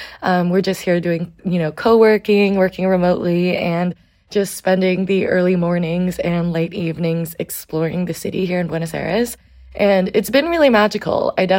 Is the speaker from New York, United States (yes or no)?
yes; New York, United States; there's just a different level of stimulation growing up in New York.